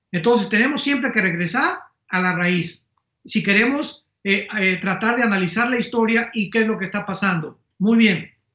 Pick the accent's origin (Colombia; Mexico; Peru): Mexico